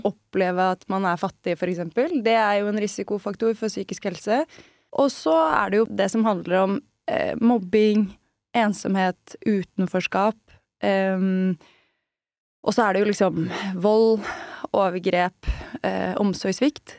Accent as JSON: {"language": "Norwegian", "region": "Østfold", "country": "Norway", "said": "siden jeg er fra Østfold"}